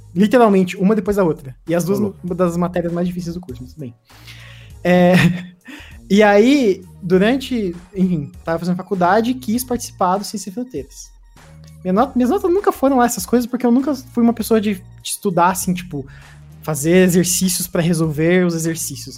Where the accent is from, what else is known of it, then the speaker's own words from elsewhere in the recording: interior of Paraná, Brazil; moved away as an adult; now in Curitiba, Brazil; eu não sou de Curitiba, eu sou do interior do Paraná.